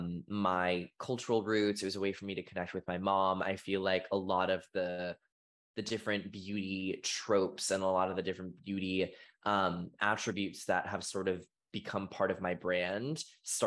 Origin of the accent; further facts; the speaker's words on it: Boston, Massachusetts, United States; I grew up in Boston, Massachusetts